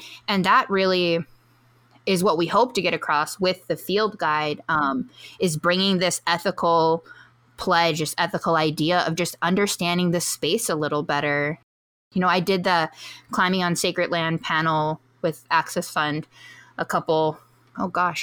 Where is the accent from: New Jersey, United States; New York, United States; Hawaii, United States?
Hawaii, United States; As a Hawaiian